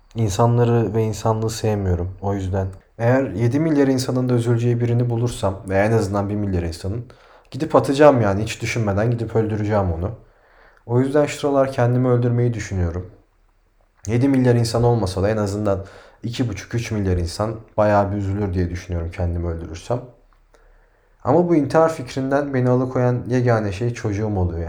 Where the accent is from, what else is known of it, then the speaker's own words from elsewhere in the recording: Turkey; biz Türküz